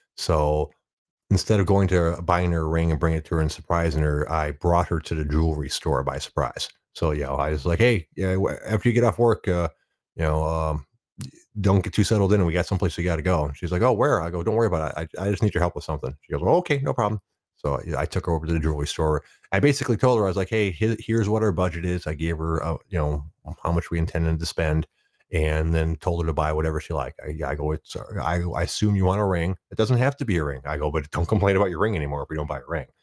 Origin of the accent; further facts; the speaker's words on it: Detroit, Michigan, United States; born and raised in the Detroit area